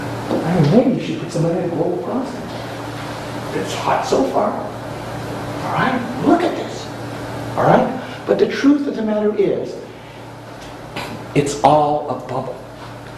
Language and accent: English; Washington, District of Columbia, United States; I'm an American. I was born in Washington, D.C.